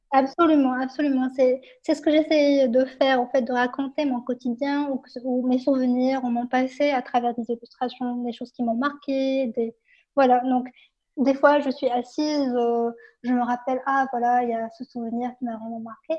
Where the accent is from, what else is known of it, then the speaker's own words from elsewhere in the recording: Morocco; mon enfance dans le Maroc